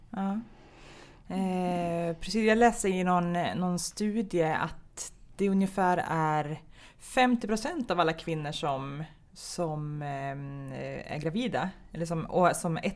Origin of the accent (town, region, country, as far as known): Stockholm, Stockholm County, Sweden; born or raised there; also born or lived in Gothenburg